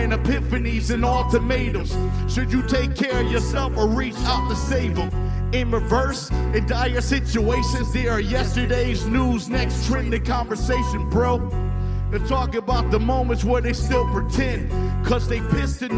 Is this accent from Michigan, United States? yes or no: yes; Detroit, Michigan, United States; I'm from Detroit